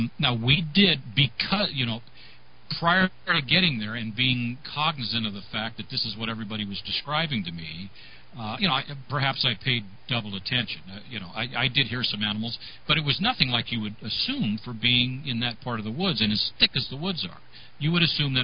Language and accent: English; Northern California, United States; I'm from Northern California